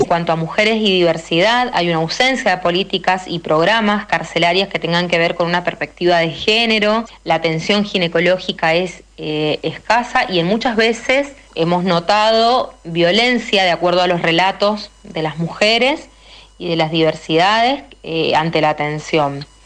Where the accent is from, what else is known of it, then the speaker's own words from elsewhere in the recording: Mendoza, Argentina; formamos parte de la Red por los Derechos Humanos recientemente conformada en nuestra provincia